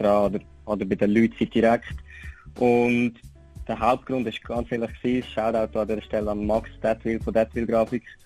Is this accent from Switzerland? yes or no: yes; Switzerland; also born or lived in Aargau; now in Lucerne, Switzerland; bin ich natürlich aber auch ein Schweizer Rapper. Ich rappe auf Mundart